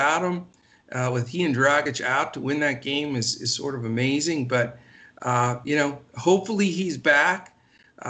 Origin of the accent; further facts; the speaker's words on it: Pennsylvania, United States; moved away; I'm originally from Pennsylvania